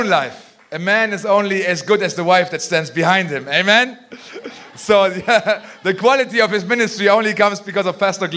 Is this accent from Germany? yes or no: yes; Germany; I'm from Germany